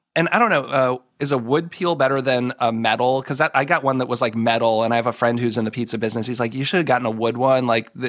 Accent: Massachusetts, United States; growing up in Massachusetts, we only had Greek pizza where I grew up

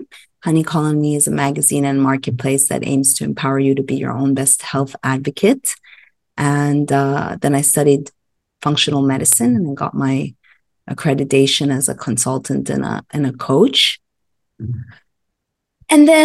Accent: Montreal, Quebec, Canada; moved away as an adult; also born or lived in Los Angeles, United States; I hail from Montreal, Canada, and I left Canada, I think, when I graduated journalism school, came to Los Angeles, lived in Los Angeles for 23 years.

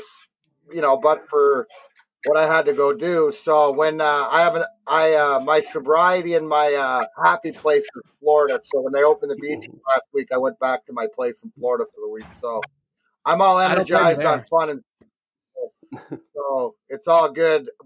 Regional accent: Leamington, Ontario, Canada; now in Michigan, United States; I grew up in Leamington across the border

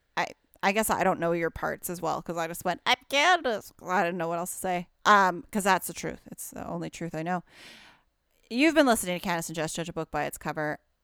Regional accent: Alberta, Canada; moved away; I'm from Alberta originally

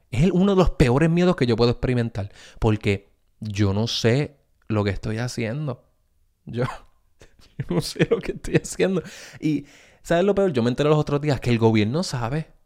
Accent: Puerto Rico; yo me crié en Puerto Rico

